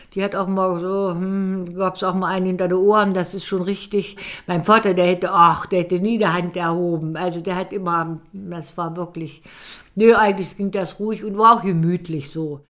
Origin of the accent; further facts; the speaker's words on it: Elbingerode, Saxony-Anhalt, Germany; Ich bin in Elbingerode geboren und äh, bin in Elbingerode zur Schule gegangen